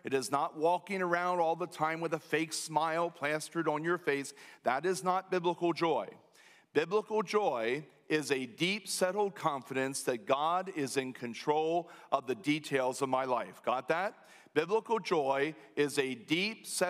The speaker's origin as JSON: {"language": "English", "country": "United States", "said": "We as American Christians"}